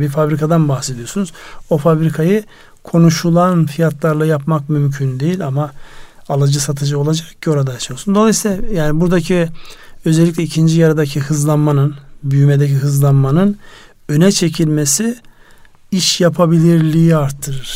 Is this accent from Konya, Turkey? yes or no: yes; Konya, Turkey; memleketim orada Konya var